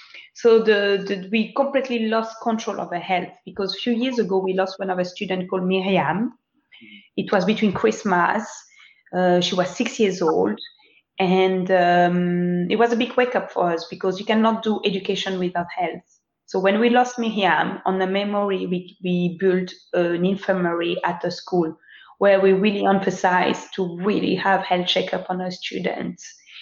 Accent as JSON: {"language": "English", "town": "Lubumbashi", "region": "Haut-Katanga", "country": "DR Congo", "tie": "born there", "said": "I was born in Lubumbashi"}